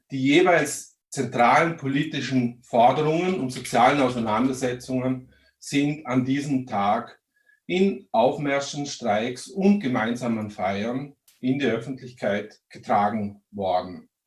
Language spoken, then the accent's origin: German; Vorarlberg, Austria; Vielleicht hört man es, ich komme aus Vorarlberg, auch dort wurde der 1. Mai 1890 das erste Mal begangen.